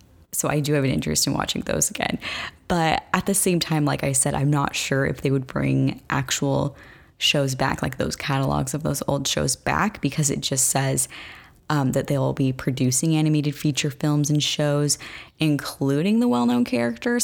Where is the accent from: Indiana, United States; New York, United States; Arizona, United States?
Arizona, United States; my home state of Arizona